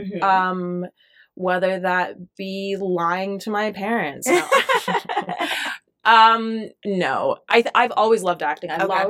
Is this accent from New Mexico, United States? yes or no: yes; Albuquerque, New Mexico, United States; Albuquerque, New Mexico. Honestly, I loved it. I had quite a childhood.